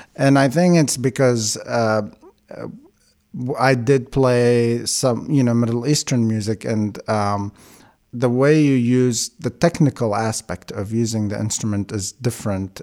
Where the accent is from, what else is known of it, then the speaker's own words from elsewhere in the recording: Baghdad, Baghdad Governorate, Iraq; first language Aramaic (Chaldean); English is a second language; moved away as an adult; also born or lived in Kuwait; now in Eugene, United States; I was born in Baghdad, Iraq.